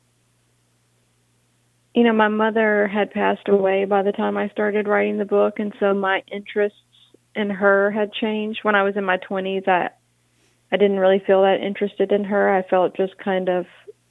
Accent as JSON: {"language": "English", "town": "Monroe", "region": "Louisiana", "country": "United States", "tie": "born or raised there", "said": "I grew up in Monroe."}